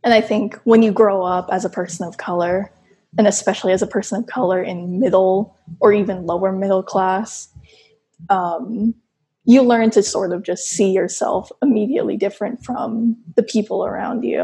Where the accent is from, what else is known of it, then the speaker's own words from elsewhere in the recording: Texas, United States; I grew up in Texas